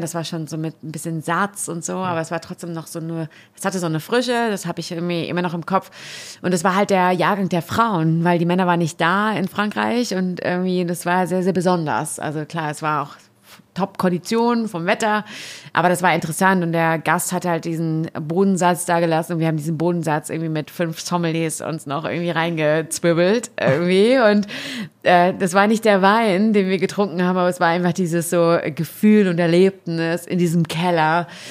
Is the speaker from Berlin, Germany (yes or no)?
no; Warendorf, North Rhine-Westphalia, Germany; ich komme ja aus Warendorf, aus Westfalen